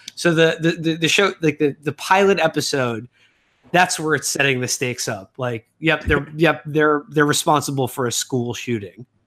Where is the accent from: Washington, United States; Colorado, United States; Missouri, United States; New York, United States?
New York, United States; growing up in New York